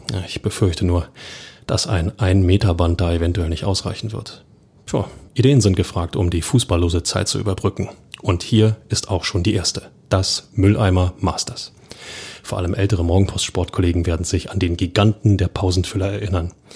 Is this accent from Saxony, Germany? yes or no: no; Berlin, Germany; als Berliner